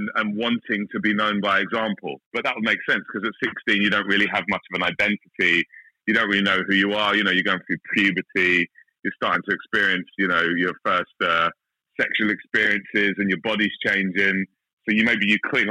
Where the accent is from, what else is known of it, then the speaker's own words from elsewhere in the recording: London, United Kingdom; moved away as an adult; now in Australia; I grew up in South London